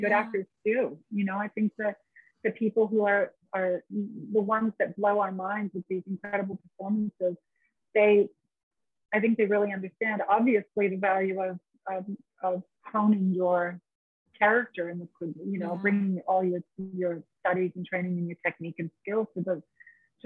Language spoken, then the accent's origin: English; San Diego, California, United States; moved away as an adult; also born or lived in Australia; I grew up in San Diego, so I grew up 2 hours south